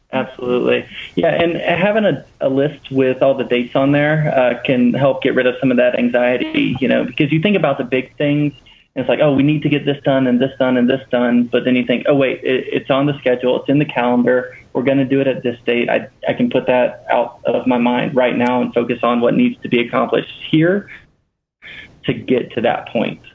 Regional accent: Louisiana, United States; we're both from Louisiana originally

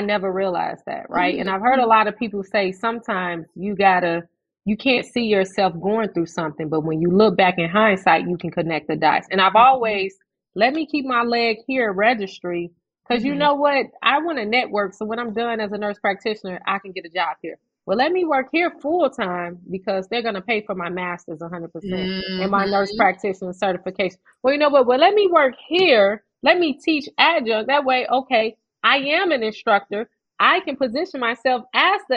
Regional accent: Chicago, Illinois, United States; I am from the South Side of Chicago, born and raised in a low-income housing project

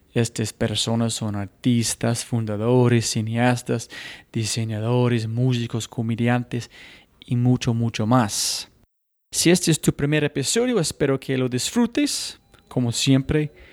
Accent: United States; yo mismo como gringo

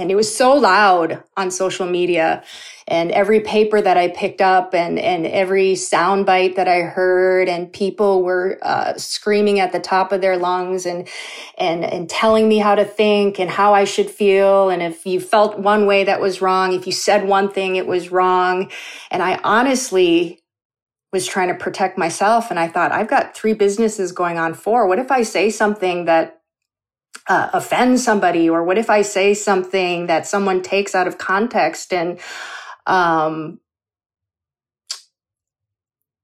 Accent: Minnesota, United States; also born or lived in South Korea; how I was raised here in Minnesota, in a very, very white, homogeneous state

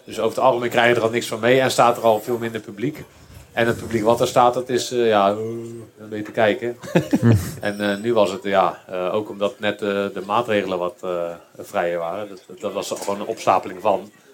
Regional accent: Randstad, Netherlands; ik kom natuurlijk uit de Randstad

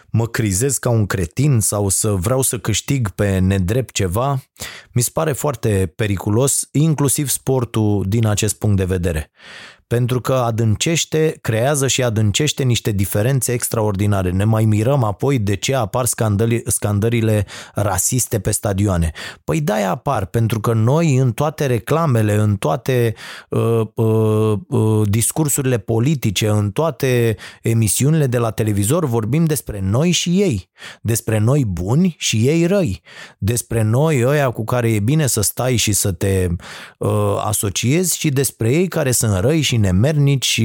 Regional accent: Romania; pentru mine faptul că sunt român

